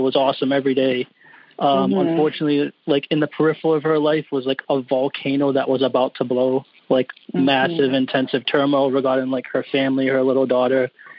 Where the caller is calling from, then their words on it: New Bedford, Massachusetts, United States; New Bedford, Massachusetts.